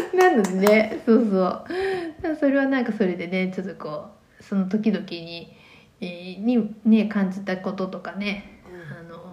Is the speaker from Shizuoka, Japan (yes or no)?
yes; Shizuoka, Japan; moved away as an adult; also born or lived in Tokyo; now in Kitakyushu, Japan; 学生の時は私静岡出身なんですけど静岡にいた